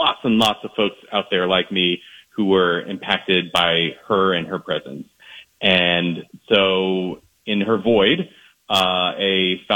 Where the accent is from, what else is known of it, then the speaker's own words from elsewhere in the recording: East Coast, United States; now in Minnesota, United States; I'm not from Minnesota originally. I'm from the East Coast.